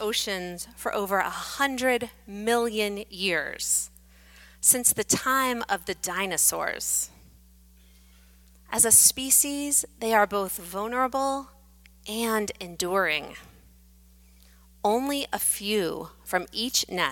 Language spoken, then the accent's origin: English; Atlantic Beach, Florida, United States; In my hometown of Atlantic Beach, Florida